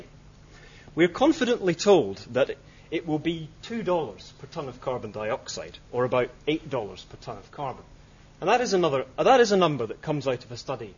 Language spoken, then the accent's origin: English; Scotland, United Kingdom; I'm Scottish